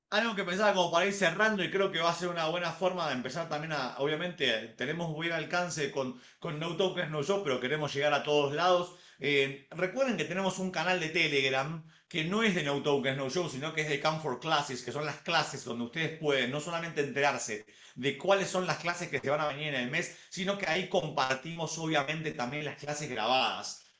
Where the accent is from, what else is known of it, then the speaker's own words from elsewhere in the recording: Colombia; porque nosotros solamente no somos solamente colombianos, sino que somos mundialmente conocidos